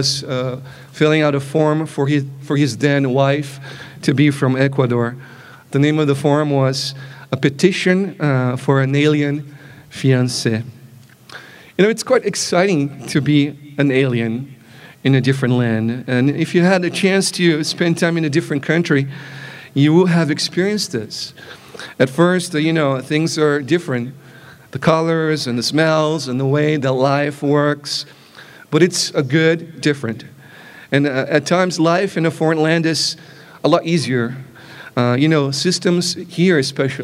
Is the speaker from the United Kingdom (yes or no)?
no; Brazil; moved away; growing up in Brazil is an important element of how I perceive myself to be